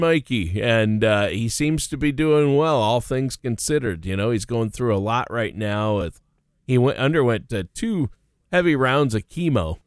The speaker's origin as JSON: {"language": "English", "town": "Worthington", "region": "Minnesota", "country": "United States", "tie": "born or raised there", "also_born_or_lived": "Nashville", "moved": "yes", "said": "my hometown, Worthington, Minnesota"}